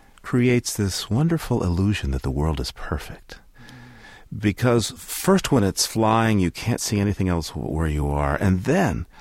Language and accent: English; New Hampshire, United States; I'm from the East Coast, yes. New Hampshire.